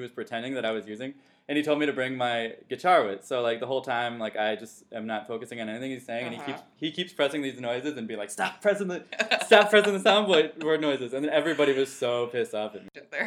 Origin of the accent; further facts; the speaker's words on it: Wisconsin, United States; also born or lived in Los Angeles; growing up in Wisconsin